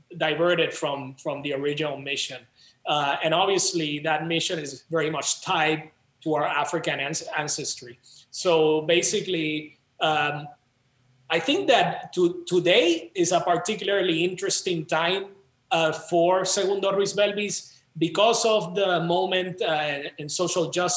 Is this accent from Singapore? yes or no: no; San Juan, Puerto Rico; moved away as an adult; now in Chicago, United States; I grew up in Rio Piedras